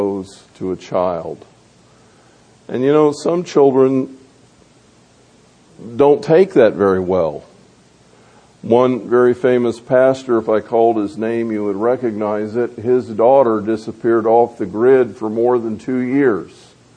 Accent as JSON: {"language": "English", "town": "Tampa", "region": "Florida", "country": "United States", "tie": "born or raised there", "said": "the home that I grew up in over in Tampa"}